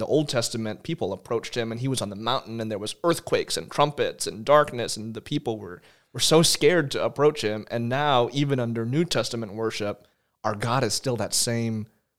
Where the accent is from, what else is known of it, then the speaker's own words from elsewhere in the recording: Texas, United States; My parents are Filipino immigrants, so my friends joke that I'm a Texan Filipino, a Texapino.